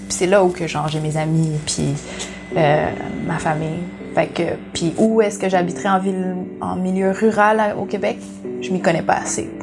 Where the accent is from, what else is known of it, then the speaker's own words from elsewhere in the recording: Vietnam; en plus, je suis vietnamienne ici, avec pas beaucoup de vietnamiennes.